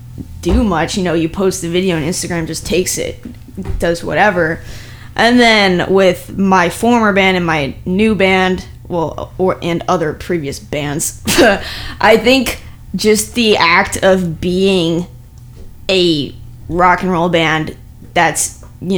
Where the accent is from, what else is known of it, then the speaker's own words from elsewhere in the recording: South Florida, United States; also born or lived in Ohio; Well, I was born in Ohio. Ohio? Yeah. And then raised in South Florida.